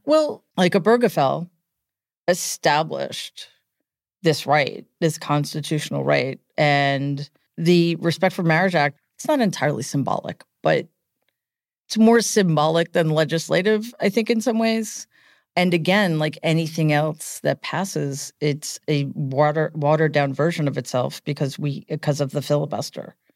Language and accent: English; New York City, New York, United States; I grew up in Queens